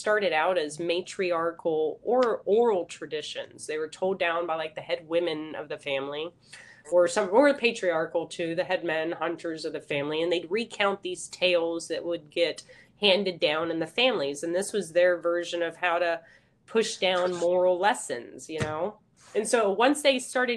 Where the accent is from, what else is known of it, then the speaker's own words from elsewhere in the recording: McKinney, Texas, United States; I'm originally from the Dallas area. I graduated in McKinney High School.